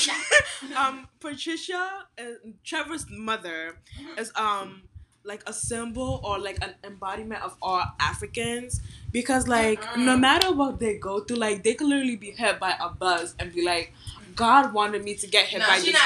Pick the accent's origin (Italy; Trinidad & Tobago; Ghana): Ghana; I'm Ghanaian